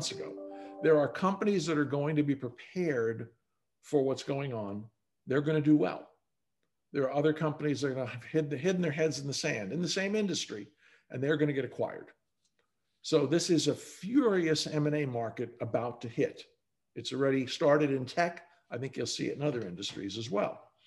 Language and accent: English; New York, United States; also born or lived in Boston; now in Texas, United States; I'm a New Yorker by birth, and I've lived in Boston and New York in dense cities.